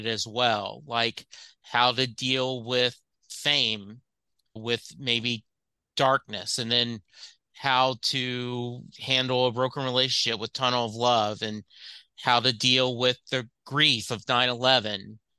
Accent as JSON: {"language": "English", "region": "Louisiana", "country": "United States", "tie": "born or raised there", "lives_now": "Dallas, United States", "said": "I grew up in Louisiana, graduated high school in 77, didn't move to Dallas till 84"}